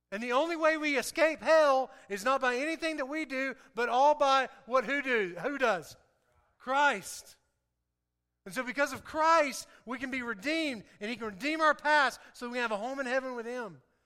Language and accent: English; the South, United States; I talk different, um, I, I act different, uh, in, in some ways because I'm from the South